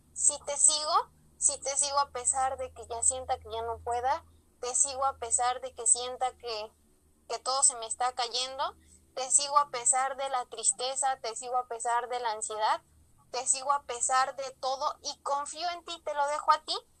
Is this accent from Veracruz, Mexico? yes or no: no; Ajalpan, Puebla, Mexico; soy originaria de Ajalpan, Puebla, cerquita de la diócesis de Tehuacán